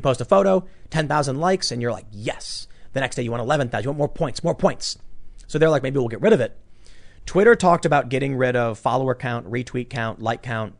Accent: Chicago, Illinois, United States; I can rise up from the, the gutter of Chicago

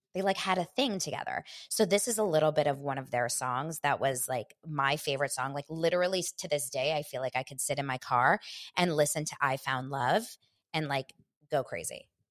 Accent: Los Angeles, California, United States; grew up here in Los Angeles

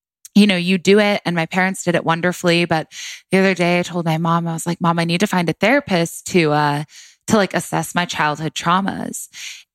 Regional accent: Orange County, California, United States; now in Los Angeles, United States; I grew up in Orange County, California. I was born in Los Angeles, actually, and which is crazy to say now. I lived here for a few years, and then we moved to Orange County. I lived there my entire life, born and raised

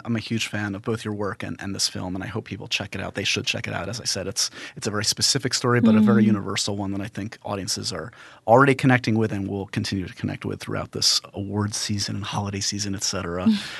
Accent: New York, United States; I grew up here in New York, and I feel like London and New York have a lot of...

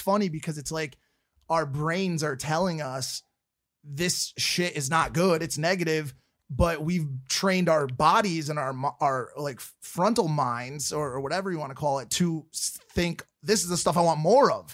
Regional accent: Connecticut, United States; I'm from Connecticut and in Fairfield County, it's a wealthy place

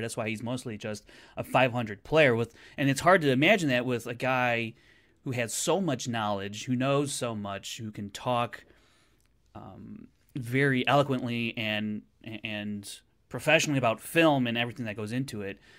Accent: Chicago, Illinois, United States; I'm from Chicago

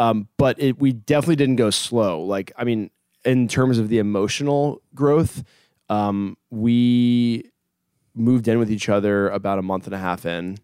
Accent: Hampton, Virginia, United States; moved away; I'm 31 and I'm from Hampton, Virginia originally.

